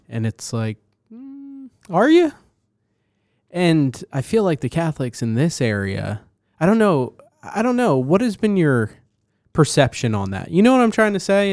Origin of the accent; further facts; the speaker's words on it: Northeast, United States; moved away; also born or lived in New Jersey; growing up in the Northeast